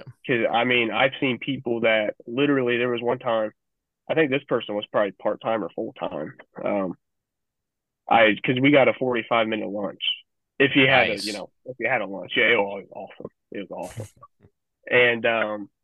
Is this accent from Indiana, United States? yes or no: yes; Indianapolis, Indiana, United States; I'm from Indianapolis, so I'm just kind of a hometown kid fan